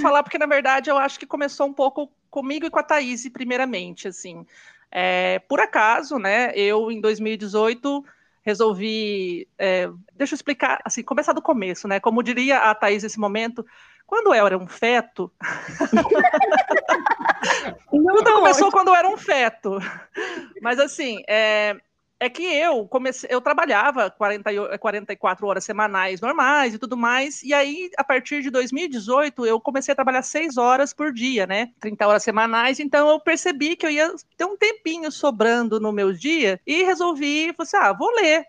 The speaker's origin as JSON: {"language": "Portuguese", "town": "Londrina", "region": "Paraná", "country": "Brazil", "said": "eu sou de Londrina, no Paraná"}